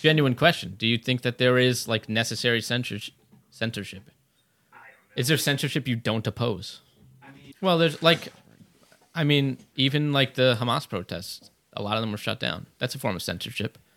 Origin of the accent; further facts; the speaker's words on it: United States; I'm an American first and foremost